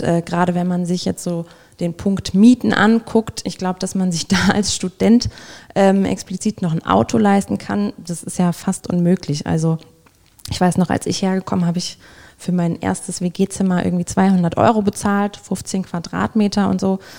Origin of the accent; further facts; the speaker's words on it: village near Göttingen, Lower Saxony, Germany; moved away as an adult; also born or lived in East Frisia (family); now in Oppenheim, Germany; mein Dorf ist so 15 Kilometer von Göttingen entfernt, wo ich groß geworden bin